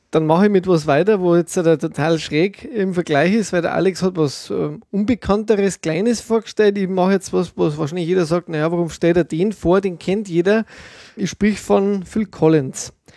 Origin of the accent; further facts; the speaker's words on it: Germany; bei uns in Deutschland